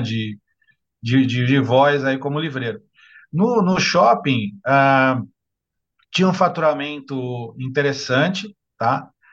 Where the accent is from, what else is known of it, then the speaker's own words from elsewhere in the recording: Santos, São Paulo, Brazil; aqui na cidade de Santos, onde eu nasci, onde sempre vivi e, e vivo hoje